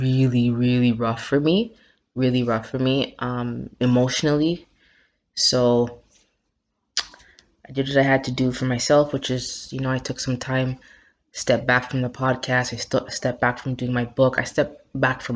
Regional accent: Toronto, Ontario, Canada; also born or lived in Jamaica; my hometown, Toronto

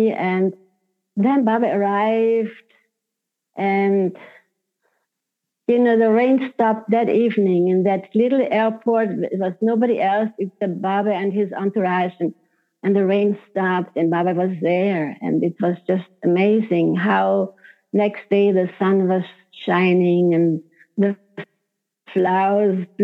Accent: Hungary; first language Hungarian; English is a second language; because my language is Hungarian, my mother tongue.

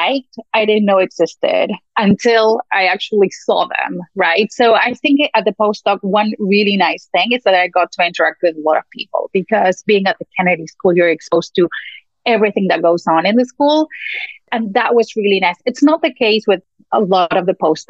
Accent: Argentina; moved away as an adult; also born or lived in United States; I'm originally from Argentina and I came to the US to do a PhD in economics

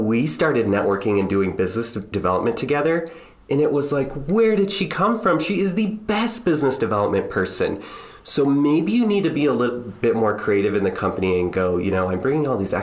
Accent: Strawberry Point, Iowa, United States; I'm a Midwest boy. You know, I grew up in Strawberry Point, Iowa, a little farming town in Northeast Iowa

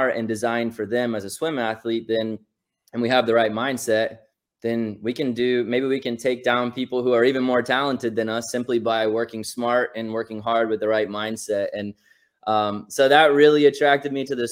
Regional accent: Carmel, Indiana, United States; I grew up in Carmel, Indiana

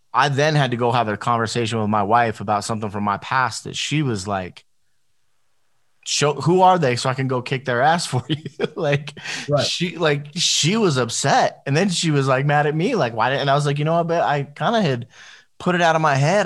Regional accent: Las Vegas, Nevada, United States; I grew up, so I grew up in Las Vegas, but I grew up in in the hood part of Las Vegas.

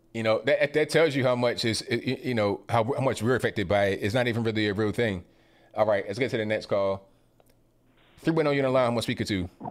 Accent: Virginia Beach, Virginia, United States; moved away; But I was raised in Virginia, Virginia Beach area

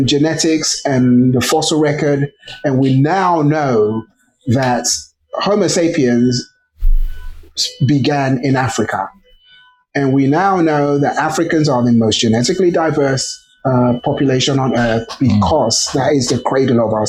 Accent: England, United Kingdom; also born or lived in Nigeria; I was born in England, so obviously that kind of precociousness that you get from being raised in England

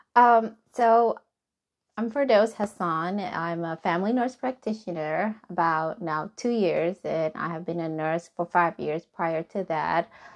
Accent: Somalia; English is a second language; now in Hebron, Kentucky, United States; I am from Somali

